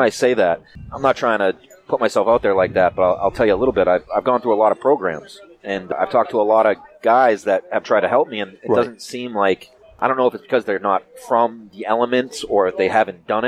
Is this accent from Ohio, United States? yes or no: no; Worcester, Massachusetts, United States; I'm from the Worcester area